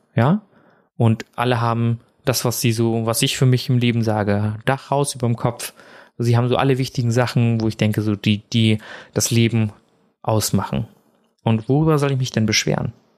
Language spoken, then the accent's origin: German; Germany; also born or lived in India; ich bin ja in Indien geboren